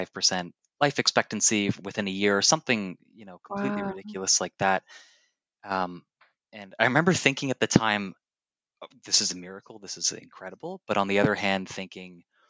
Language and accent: English; Toronto, Ontario, Canada; moved away as an adult; now in Hong Kong; I'm originally from Toronto, Canada, but I've been living in Hong Kong for the last 4 years